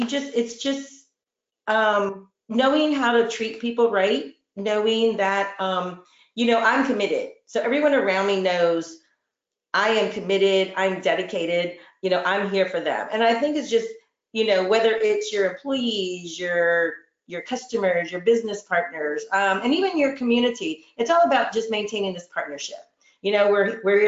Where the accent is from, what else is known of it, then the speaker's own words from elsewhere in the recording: Houston, Texas, United States; grew up in the Houston Galveston area